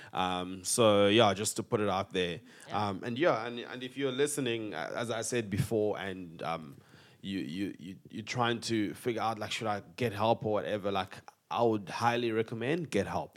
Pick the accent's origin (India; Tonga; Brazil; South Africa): South Africa; we are proudly South African